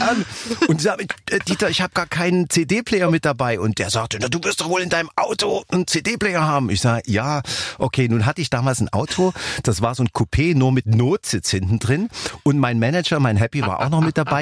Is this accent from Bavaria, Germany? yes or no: no; Dresden, Saxony, Germany; accent: Saxon; ich komme ja aus Dresden und wir sprechen ja einen tollen Dialekt, unser Sächsischer, worauf ich natürlich sehr stolz bin